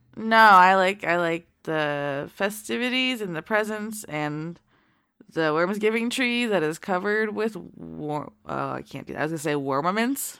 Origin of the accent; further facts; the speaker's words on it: Florida, United States; my home state